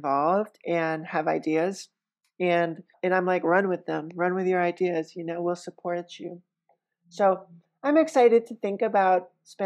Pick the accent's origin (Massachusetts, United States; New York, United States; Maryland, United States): New York, United States; New York City; moved away as an adult; now in Roanoke, United States; a white New Yorker